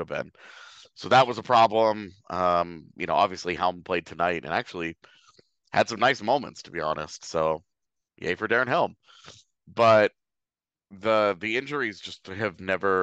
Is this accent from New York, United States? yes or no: no; Katy, Texas, United States; We're both from Katy, Texas